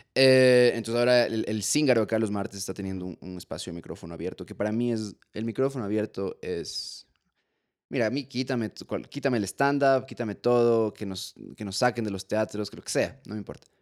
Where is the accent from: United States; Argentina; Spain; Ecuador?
Ecuador; yo soy ecuatoriano también